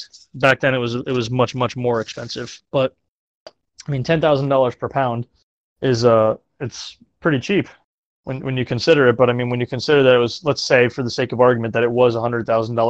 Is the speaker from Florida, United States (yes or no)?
yes; Florida, United States; growing up in Florida where the rocket launches happen out of Cape Canaveral